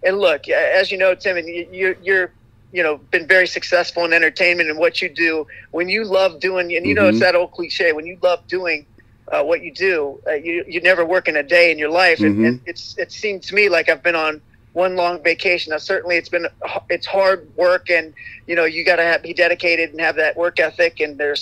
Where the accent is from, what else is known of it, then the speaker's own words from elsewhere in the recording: northeastern Ohio, United States; I'm from Ohio and northeastern Ohio